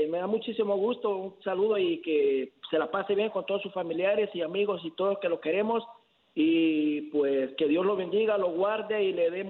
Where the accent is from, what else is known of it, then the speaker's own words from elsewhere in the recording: Honduras; now in Houston, United States; allá en mi tierra, allá en, en Honduras